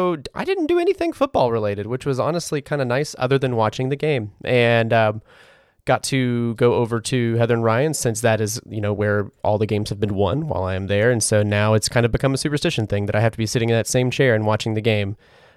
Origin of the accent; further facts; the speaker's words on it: Ireland; as an Irishman myself, we like to do this thing where we take all of our feelings and we bundle them up into a small, tiny little box, and we put them next to our heart